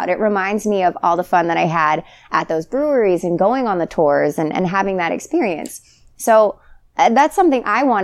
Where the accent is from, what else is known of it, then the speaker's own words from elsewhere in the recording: Georgia, United States; moved away as an adult; now in Rockville, United States; And I'm from Georgia. I went to college in Georgia.